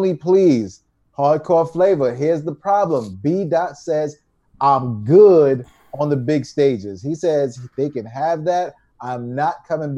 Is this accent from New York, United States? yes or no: yes; New York, United States; We're from New York